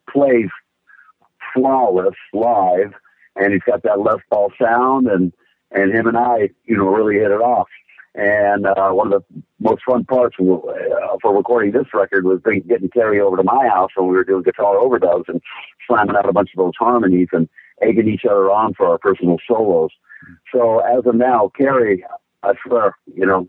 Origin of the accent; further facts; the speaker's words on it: Bay Area, California, United States; the Bay Area, my hometown here